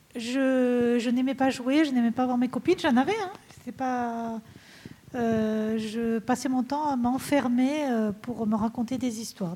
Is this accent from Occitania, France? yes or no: yes; Rodez, Occitania, France; je suis Véronèse d'origine. Donc c'était l'Aveyron et je me suis dit, ah, ben, puisque je suis née à Rodez